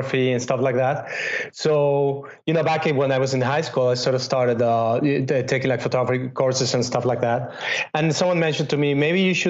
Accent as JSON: {"language": "English", "region": "Mexico City", "country": "Mexico", "tie": "born or raised there", "also_born_or_lived": "Spain / London / Los Angeles", "moved": "as an adult", "lives_now": "New York, United States", "said": "I grew up in Mexico City"}